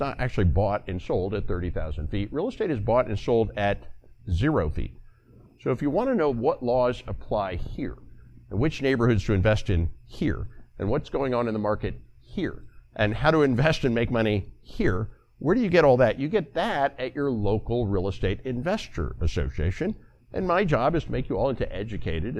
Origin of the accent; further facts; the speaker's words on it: Texas, United States; I am a Texan